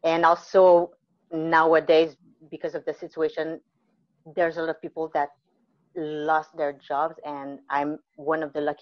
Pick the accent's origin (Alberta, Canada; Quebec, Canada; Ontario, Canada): Quebec, Canada; Mont-Saint-Grégoire; moved away as an adult; also born or lived in Guatemala / New Brunswick / British Columbia / Vancouver Island; I was born in Guatemala. I was adopted when I was maybe 2 months old, I think, by a great couple near Montreal. It's called Mont Saint-Grégoire. It's beautiful. And I grew up there, lived there all my life.